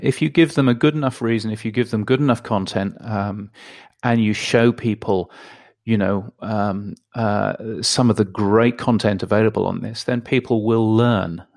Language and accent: English; United Kingdom; now in Australia; I live in Australia, but I'm a Brit, as you can tell from my ridiculous accent